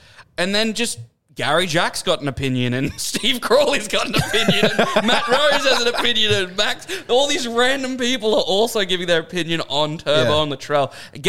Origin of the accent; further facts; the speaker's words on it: Queensland, Australia; as a Queenslander, as I sit here in the Caxton Hotel